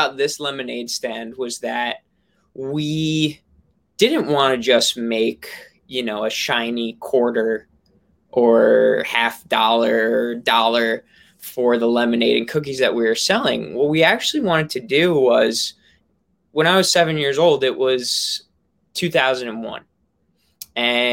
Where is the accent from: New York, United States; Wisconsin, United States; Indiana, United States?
New York, United States; I'm from New York